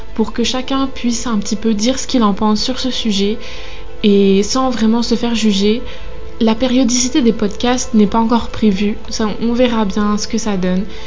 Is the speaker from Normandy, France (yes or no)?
yes; Normandy, France; moved away as an adult; now in Lyon, France; je suis normande d'origine qui est à Lyon pour ses études